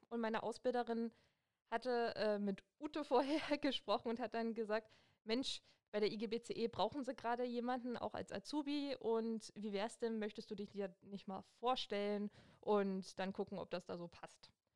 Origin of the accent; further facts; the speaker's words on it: Hoyerswerda, Saxony, Germany; moved away as an adult; now in Cottbus, Germany; Ich komme ursprünglich aus Sachsen und zwar aus Hoyerswerda und ja, wohne jetzt schon seit ein paar Jahren in Cottbus